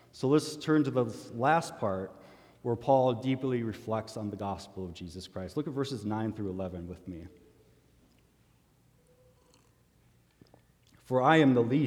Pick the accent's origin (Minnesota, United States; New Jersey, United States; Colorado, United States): Minnesota, United States; as a Minnesotan